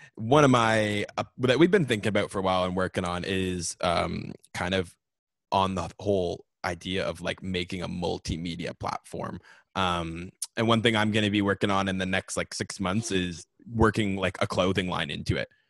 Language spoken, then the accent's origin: English; Canada; also born or lived in Ontario; I'm Canadian.